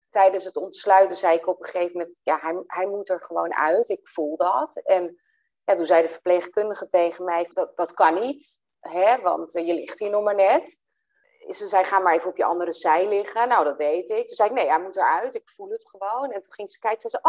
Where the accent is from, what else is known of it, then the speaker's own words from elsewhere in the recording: Velsen, North Holland, Netherlands; kom ik uit Velsen